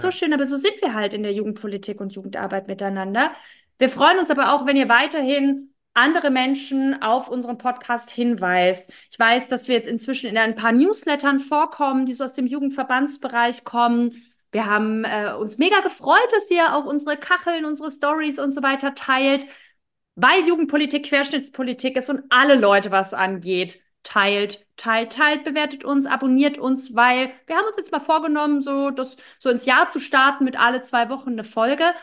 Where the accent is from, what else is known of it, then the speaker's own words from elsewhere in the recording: Berlin, Germany; Als Berlinerin hier ist immer Karneval